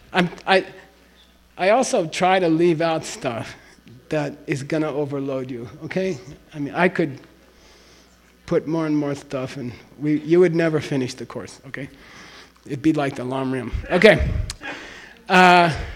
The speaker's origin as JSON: {"language": "English", "region": "Arizona", "country": "United States", "also_born_or_lived": "Princeton, New Jersey", "moved": "as an adult", "said": "when I went to Princeton, we had an Arizona club. And all the students from Arizona, we used to drink beer together"}